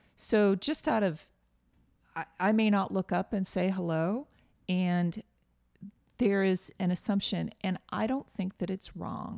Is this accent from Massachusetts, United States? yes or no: yes; just outside of Boston, Massachusetts, United States; now in Nashville, United States; I grew up just outside of Boston